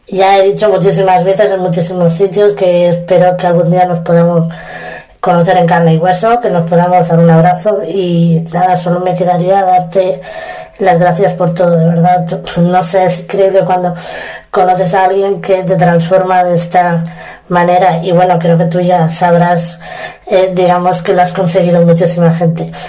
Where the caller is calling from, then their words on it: Córdoba, Argentina; Hola Joaco … de Córdoba, Argentina y quiero agradecerte por, por lo que eres.